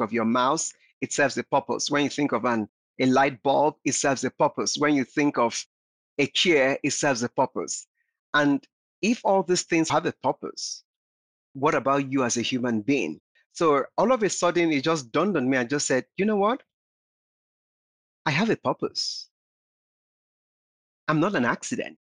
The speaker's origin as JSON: {"language": "English", "country": "Nigeria", "tie": "born or raised there", "said": "I grew up in Nigeria"}